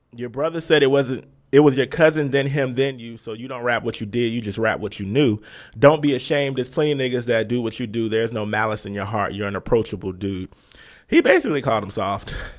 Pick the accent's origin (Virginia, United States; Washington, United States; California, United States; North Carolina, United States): Virginia, United States; we're both from Virginia